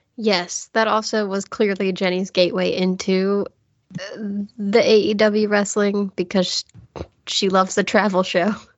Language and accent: English; United States; I'm American educated